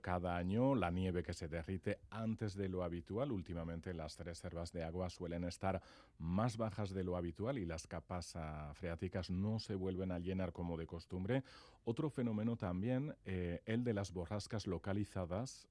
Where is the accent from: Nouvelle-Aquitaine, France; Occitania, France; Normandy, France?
Nouvelle-Aquitaine, France; Labourd; yo soy de Lapurdi